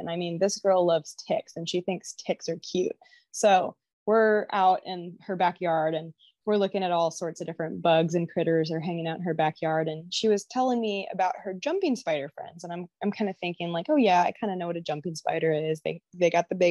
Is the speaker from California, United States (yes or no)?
no; Washington, United States; my home state